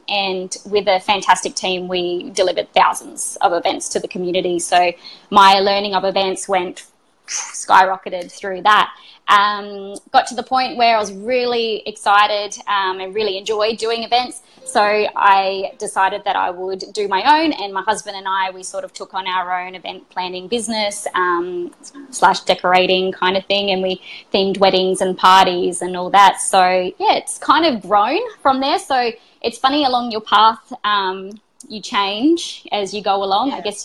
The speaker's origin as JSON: {"language": "English", "town": "Adelaide", "region": "South Australia", "country": "Australia", "tie": "born or raised there", "also_born_or_lived": "Brisbane", "moved": "as an adult", "said": "I moved from Adelaide, where I first grew up and where I was doing that work, and moved to Brisbane"}